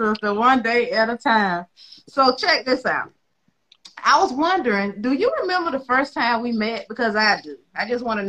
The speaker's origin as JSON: {"language": "English", "region": "the South", "country": "United States", "tie": "born or raised there", "said": "I grew up in the South, Jemele"}